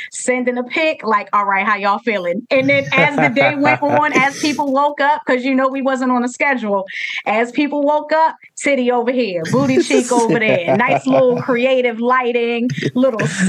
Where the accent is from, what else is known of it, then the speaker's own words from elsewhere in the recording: Baltimore, Maryland, United States; Baltimore is my hometown and I love it dearly